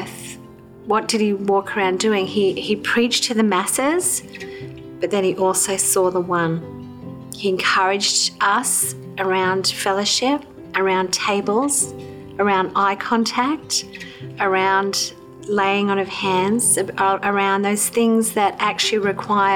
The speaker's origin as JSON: {"language": "English", "region": "Queensland", "country": "Australia", "tie": "born or raised there", "also_born_or_lived": "New South Wales", "moved": "yes", "said": "I grew up in Queensland in Australia"}